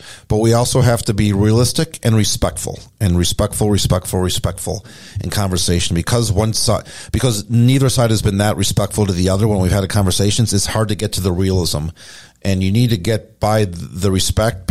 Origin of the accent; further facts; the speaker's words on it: Minneapolis, Minnesota, United States; also born or lived in Montana; now in Pueblo, United States; I grew up in the Midwest in Minneapolis after my time in Montana